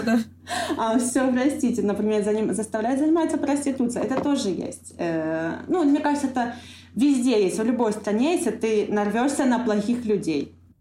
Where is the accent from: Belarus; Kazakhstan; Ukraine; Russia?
Ukraine; Donbas; moved away as an adult; also born or lived in Kharkiv; now in Antalya, Turkey; я родилась на Донбассе